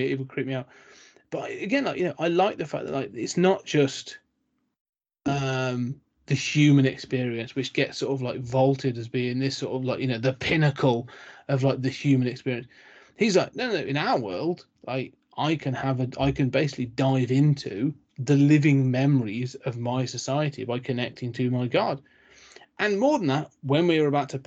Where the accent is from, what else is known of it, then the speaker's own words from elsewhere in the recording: United Kingdom; I'm British